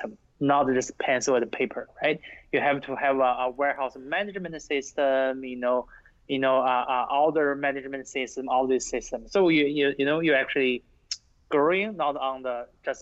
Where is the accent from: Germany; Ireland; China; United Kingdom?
China; now in United States; When I grew up in China